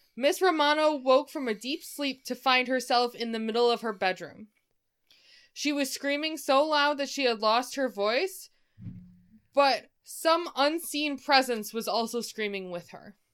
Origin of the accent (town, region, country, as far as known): Michigan, United States